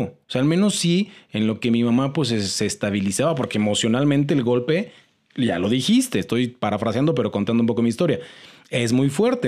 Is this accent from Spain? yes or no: no; Mexico; como mexicanos